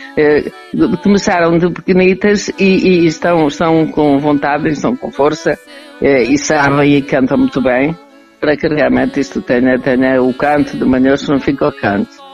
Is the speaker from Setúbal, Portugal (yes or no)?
no; Manhouce, Viseu, Portugal; estou cá, estou na casa onde nasci